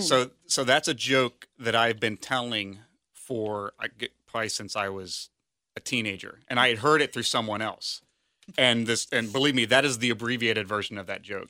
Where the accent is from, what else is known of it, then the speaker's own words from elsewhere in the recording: Sharonville, Ohio, United States; also born or lived in West Chester, Ohio; I grew up in Sharonville